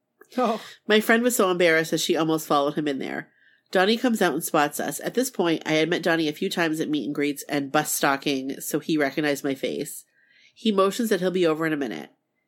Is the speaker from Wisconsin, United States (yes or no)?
yes; Milwaukee, Wisconsin, United States; We're from Milwaukee, but Hammond is only a couple hours away.